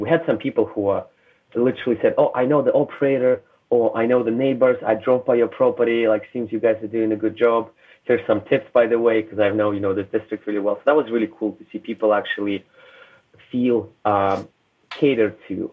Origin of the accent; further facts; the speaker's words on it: Russia; moved away; also born or lived in Canada; I was born in Soviet Union, raised in Russia